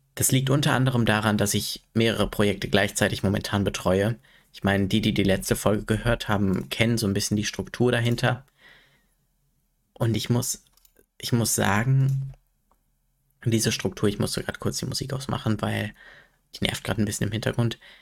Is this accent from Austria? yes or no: no; Sprockhövel, North Rhine-Westphalia, Germany; in Sprockhövel, also in meiner Heimatstadt